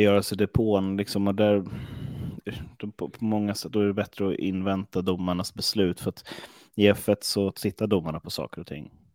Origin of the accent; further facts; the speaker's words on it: Stockholm, Stockholm County, Sweden; var kommer jag ifrån? Jag kommer från Stockholm